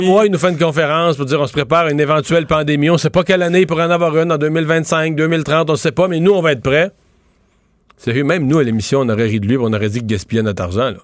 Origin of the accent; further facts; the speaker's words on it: Rivière-du-Loup, Quebec, Canada; moved away; on arrivait de Rivière-du-Loup